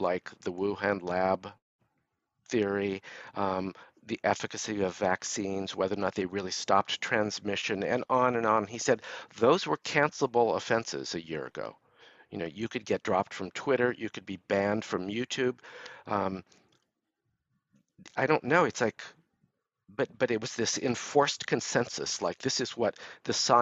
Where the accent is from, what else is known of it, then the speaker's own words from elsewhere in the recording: Los Angeles, California, United States; I grew up in Los Angeles